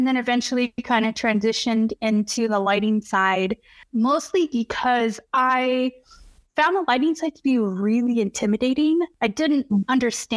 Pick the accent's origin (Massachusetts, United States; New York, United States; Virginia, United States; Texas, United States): Texas, United States; moved away; I was born and raised in Texas